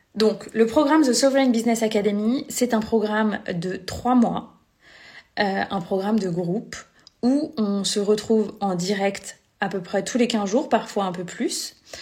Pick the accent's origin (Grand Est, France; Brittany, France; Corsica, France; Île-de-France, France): Brittany, France; Vannes; moved away as an adult; also born or lived in Lyon region; je vis actuellement à Vannes en Bretagne, là où j'ai grandi